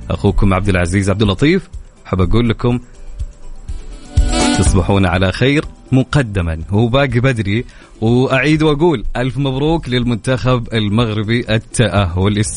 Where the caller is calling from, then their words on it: Medina, Medina Province, Saudi Arabia; من المدينه المنوره